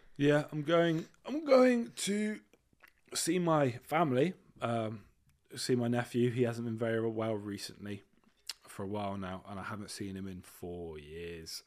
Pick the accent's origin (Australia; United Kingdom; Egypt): United Kingdom; also born or lived in Leamington Spa / Dorset; I am British